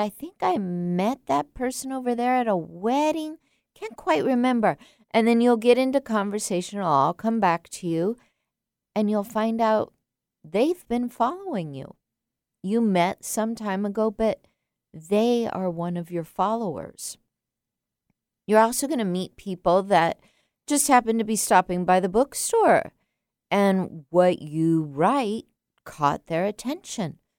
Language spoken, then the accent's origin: English; San Diego, California, United States; I grew up in San Diego as a child